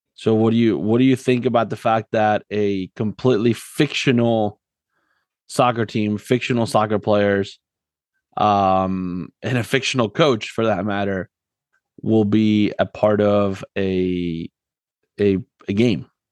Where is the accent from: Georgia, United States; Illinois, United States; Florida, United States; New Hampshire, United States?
Florida, United States; South; moved away as an adult; also born or lived in Argentina; now in Philadelphia area, United States; I grew up in South Florida